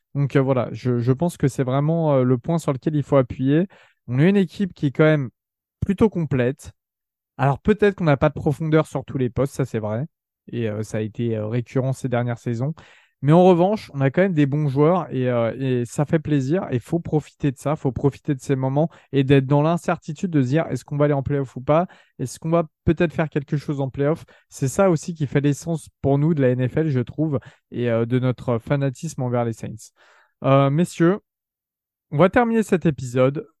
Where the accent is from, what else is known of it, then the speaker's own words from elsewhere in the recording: France; on est jeunes, on est français, on n'a pas grandi euh, là-bas